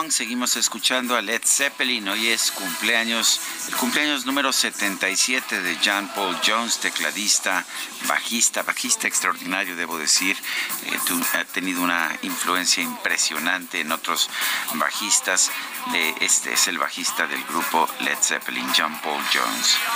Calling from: Querétaro, Mexico; Felicitaciones, la tragedia de la 4T pasará … desde Querétaro.

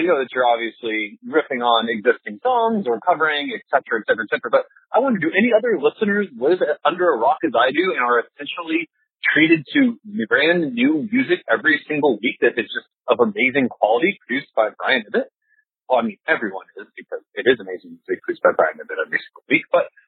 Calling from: Seattle, Washington, United States; I'm calling from Seattle

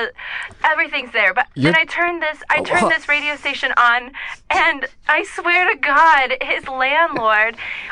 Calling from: Los Angeles, California, United States; I'm calling from Silver Lake.

